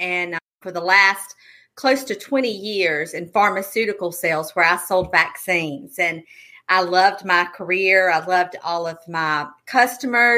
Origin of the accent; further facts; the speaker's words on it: Darlington, South Carolina, United States; moved away as an adult; now in Newnan, United States; I am originally from Darlington, South Carolina. My parents are still there. I live in Noonan, Georgia now with my family